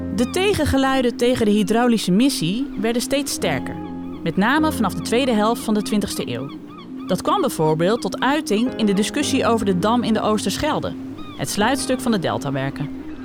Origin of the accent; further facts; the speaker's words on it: Friesland, Netherlands; dat ik voor het eerst in een OU-podcast even Fries kan praten